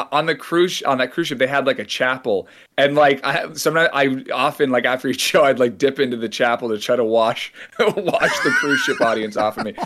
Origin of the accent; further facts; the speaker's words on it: San Francisco Bay Area, California, United States; I grew up in the San Francisco Bay Area